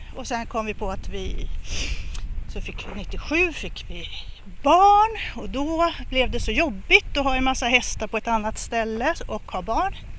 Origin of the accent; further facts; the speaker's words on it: Stockholm, Stockholm County, Sweden; jag är uppvuxen i, på Söder, i Bagarmossen och sen i Fittja. Så jag är ett riktigt förortsbarn